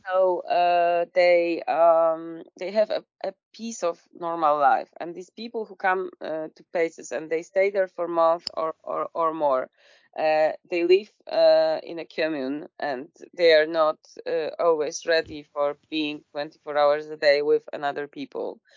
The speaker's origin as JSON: {"language": "English", "country": "Poland", "said": "I'm from Poland"}